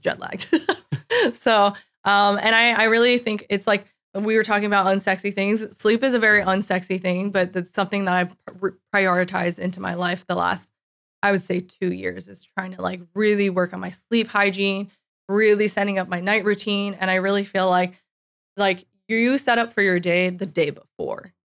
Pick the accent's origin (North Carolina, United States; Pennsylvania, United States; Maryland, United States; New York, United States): New York, United States; moved away as an adult; also born or lived in California / San Francisco; I am originally from New York